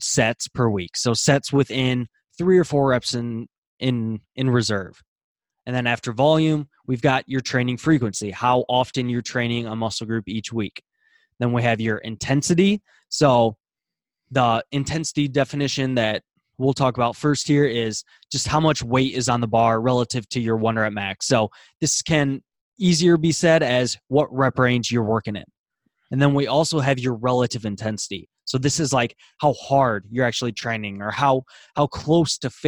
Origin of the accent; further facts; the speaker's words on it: Iowa, United States; I am from America, Iowa, United States